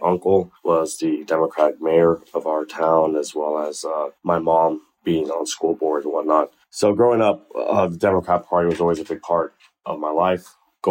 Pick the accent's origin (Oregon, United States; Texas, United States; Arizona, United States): Texas, United States; Port Isabel; moved away as an adult; now in Houston, United States; So I'm not a native to Houston. I'm actually from a small town called Port Isabel, Texas. Grew up with my immigrant grandparents, as well as my mom and dad.